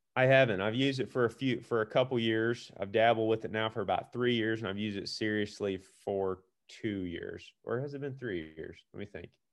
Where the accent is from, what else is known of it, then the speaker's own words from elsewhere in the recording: Missouri, United States; also born or lived in Iowa; I'm from Missouri